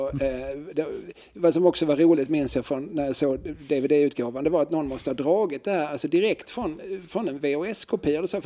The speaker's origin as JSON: {"language": "Swedish", "country": "Finland", "accent": "Finland Swedish", "said": "Ja, nej, jag pratar ju inte finska, jag pratar finlandssvenska."}